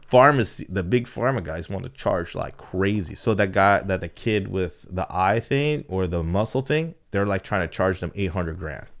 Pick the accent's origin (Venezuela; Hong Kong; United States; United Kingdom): United States; California; we come from Cali